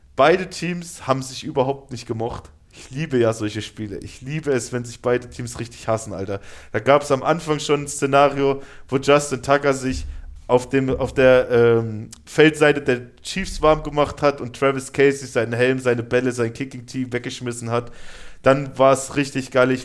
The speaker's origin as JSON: {"language": "German", "country": "Germany", "said": "wir als Deutsche"}